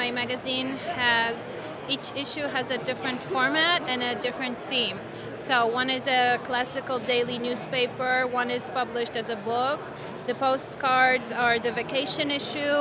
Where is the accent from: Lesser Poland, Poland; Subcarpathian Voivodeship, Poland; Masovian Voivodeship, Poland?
Masovian Voivodeship, Poland; Warsaw; English is a second language; I'm from Warsaw, Poland.